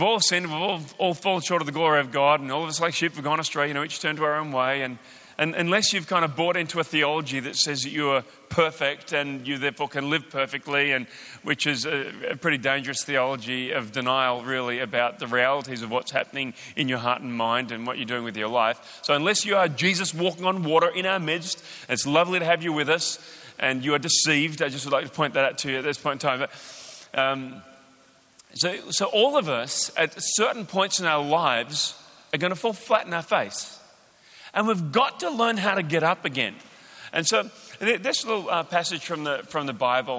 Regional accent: Australia; accent: Australian

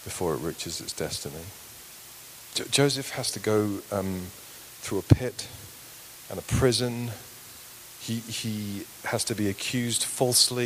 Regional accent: United Kingdom; we're British

